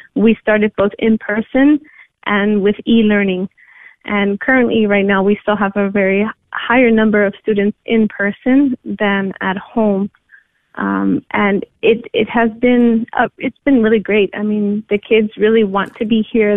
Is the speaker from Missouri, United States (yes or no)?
no; New York, United States; moved away as an adult; I'm originally from New York, I was born and raised by Puerto Rican parents, and I grew up in the city